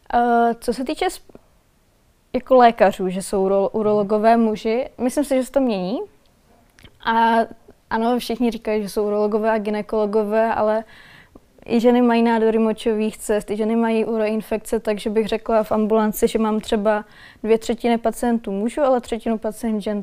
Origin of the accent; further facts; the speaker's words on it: Valašské Meziříčí, Zlín Region, Czechia; moved away as an adult; also born or lived in Prague; Já pocházím z Valašského meziříčí a studovala jsem v Praze